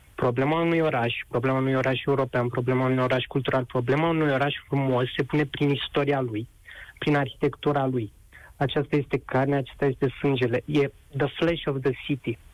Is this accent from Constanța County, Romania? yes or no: no; Buzău County, Romania; moved away as an adult; now in Bucharest, Romania; sunt din Buzău, sunt student în București, locuiesc